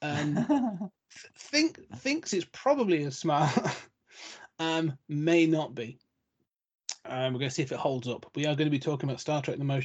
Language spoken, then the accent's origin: English; United Kingdom; as the Brit